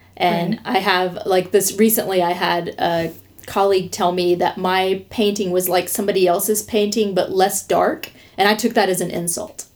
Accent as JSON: {"language": "English", "region": "the South", "country": "United States", "also_born_or_lived": "New York", "said": "a Southerner"}